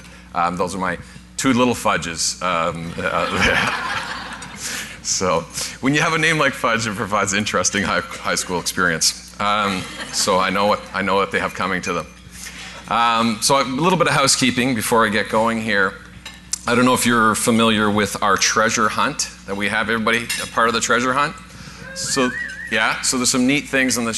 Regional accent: Newfoundland and Labrador, Canada; moved away; I'm originally from Newfoundland

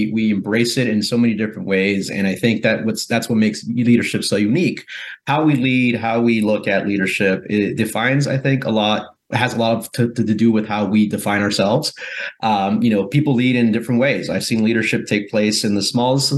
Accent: Guatemala; now in United States; I'm originally from Central America, from Guatemala

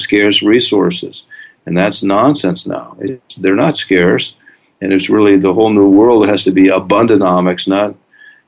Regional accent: St. Johnsbury, Vermont, United States; I grew up in Vermont and Lindenville was 10 miles away from St. Johnsbury

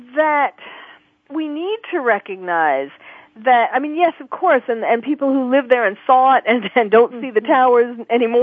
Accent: New York, United States; moved away as an adult; now in California, United States; I'm from New York. I was born and raised in New York

